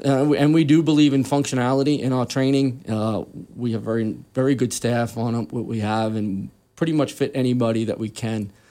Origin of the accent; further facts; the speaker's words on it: New York City, New York, United States; moved away as an adult; I was actually born and raised in Queens, New York.